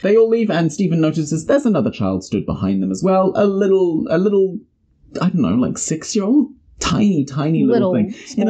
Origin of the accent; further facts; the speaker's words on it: New Zealand; It's because we're from New Zealand.